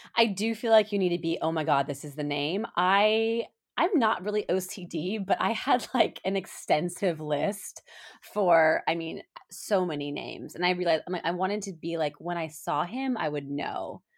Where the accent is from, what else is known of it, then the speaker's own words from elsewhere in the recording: Colorado, United States; moved away; we're both from Colorado, we went to the same high school